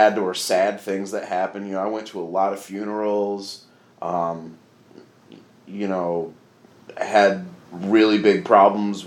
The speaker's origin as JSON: {"language": "English", "town": "Grand Rapids", "region": "Michigan", "country": "United States", "tie": "born or raised there", "said": "My hometown is Grand Rapids"}